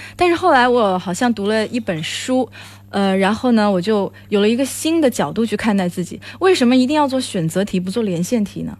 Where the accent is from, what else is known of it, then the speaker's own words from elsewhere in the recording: China; 我是一个来自中国的